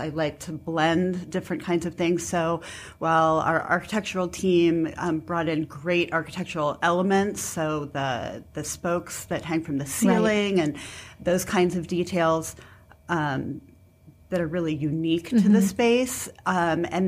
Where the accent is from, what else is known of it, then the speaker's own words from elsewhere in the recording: Columbus, Ohio, United States; I am from Columbus, yes. I come from a long line of entrepreneurs, and we've been in Columbus as far back as my great-great-grandparents